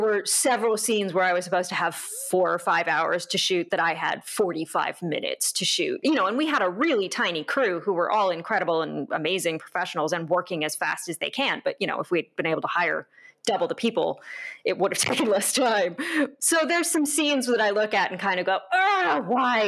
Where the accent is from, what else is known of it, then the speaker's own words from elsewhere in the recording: Santa Rosa, California, United States; my hometown, which is always in Santa Rosa, California, and around Sonoma County